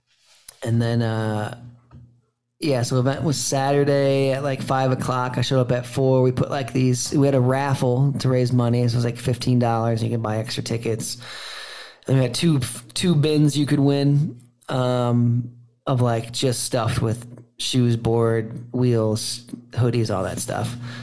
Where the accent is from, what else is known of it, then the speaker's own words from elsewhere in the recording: Warren, Michigan, United States; out of Warren, and that's where I was born. And for the first 9 years of my life, I was raised Warren, East Detroit